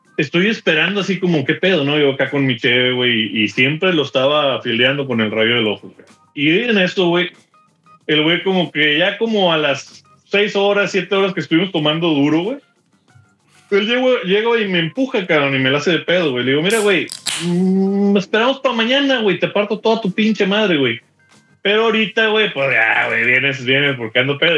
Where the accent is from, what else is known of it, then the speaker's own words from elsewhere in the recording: Mexico; moved away as an adult; also born or lived in Houston; now in Dallas, United States; soy mexicano.